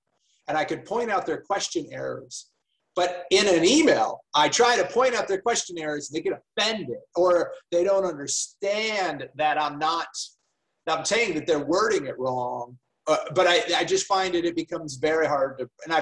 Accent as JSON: {"language": "English", "country": "United States", "moved": "as an adult", "lives_now": "Australia", "said": "I'm obviously an American developmental psychologist"}